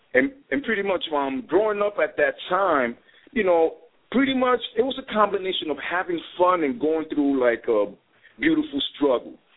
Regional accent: New York City, New York, United States; I grew up in the part on um, High Bridge. It's like right up the block from the new Yankee

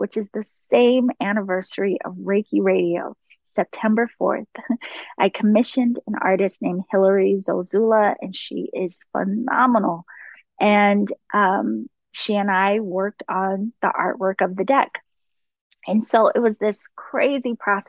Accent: East Coast, United States; also born or lived in DC, Maryland area; now in California, United States; I live in California, but I am from the East Coast

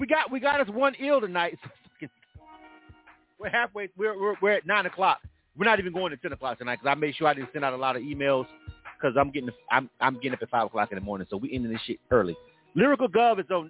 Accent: Florida, United States; I'm from Florida

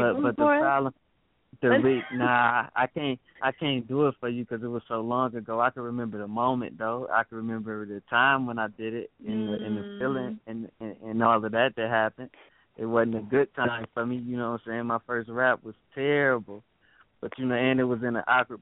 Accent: Milwaukee, Wisconsin, United States; now in Buffalo, United States; born and raised in Milwaukee, Wisconsin

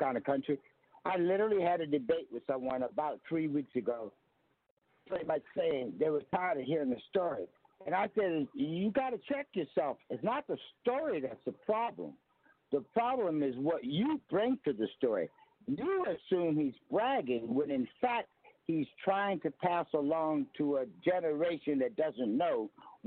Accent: Yorktown, Virginia, United States; I'm from Yorktown, Virginia, we live among the people that used to own us

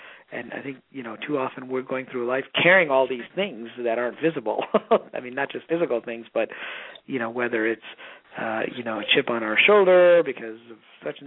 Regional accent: Michigan, United States; also born or lived in Pakistan; now in West Coast, United States; I was born in Pakistan, actually, and you know, I've lived in a few different countries, although I grew up primarily in the Midwest, in Michigan, and now live on the West Coast

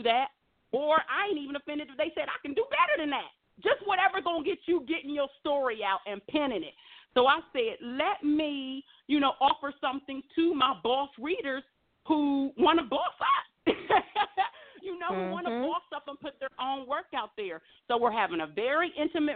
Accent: Ohio, United States; now in Las Vegas, United States; I'm a Midwest girl born and raised in Ohio.

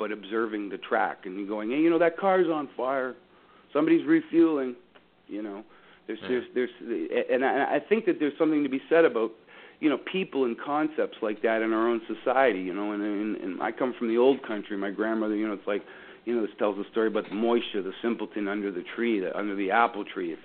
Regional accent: Dufferin County, Ontario, Canada; I'm from Dufferin County

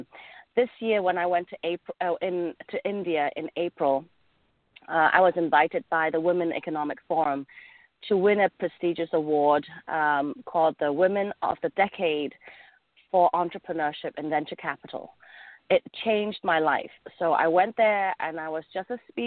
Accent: England, United Kingdom; accent: English; moved away as an adult; also born or lived in Hong Kong; now in Southern California, United States; I am originally from Hong Kong, and I grew up in England, so you kind of may hear that slight twang in my voice. That's my English accent coming through.

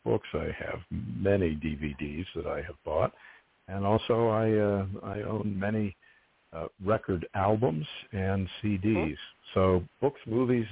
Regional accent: Pittsburgh, Pennsylvania, United States; moved away; I grew up in Pittsburgh

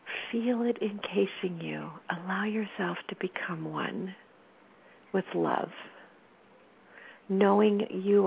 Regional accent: California, United States; also born or lived in Sacramento

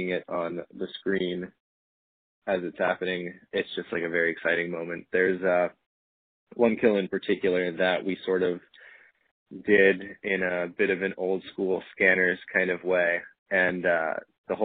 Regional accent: St. Louis, Missouri, United States; moved away; playing in my hometown of St. Louis next month

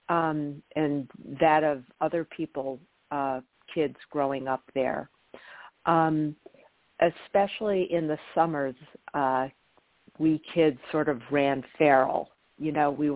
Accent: Massena, New York, United States; my hometown of Messina

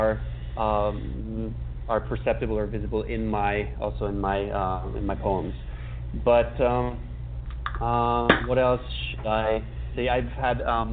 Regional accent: Budapest, Hungary; I was born and raised in Budapest

